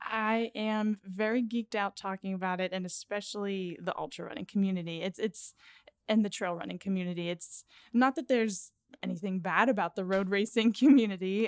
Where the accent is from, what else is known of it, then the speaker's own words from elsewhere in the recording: Pittsburgh, Pennsylvania, United States; I am from Pittsburgh